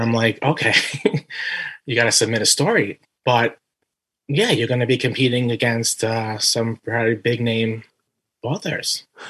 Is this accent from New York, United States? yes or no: yes; New York City, New York, United States; moved away as an adult; now in Staten Island, United States; I'm originally from Brooklyn. Then we I moved to Staten Island about 11 years ago